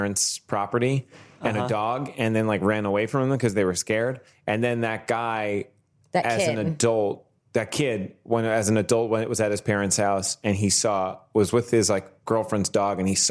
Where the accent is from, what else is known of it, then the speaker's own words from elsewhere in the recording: New York City, New York, United States; I'm from Staten Island